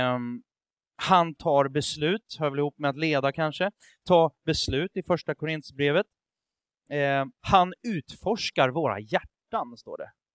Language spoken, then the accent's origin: Swedish; Sweden; jag tänker som svensk